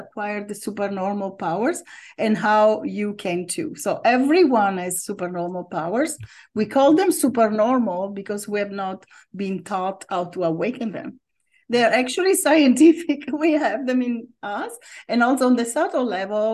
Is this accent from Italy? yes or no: yes; near Milan, Lombardy, Italy; moved away as an adult; also born or lived in Rome, Italy; now in United States; So I was born in Italy in the north and I lived in Rome for a long time, always in the summer. But I grew up near Milan.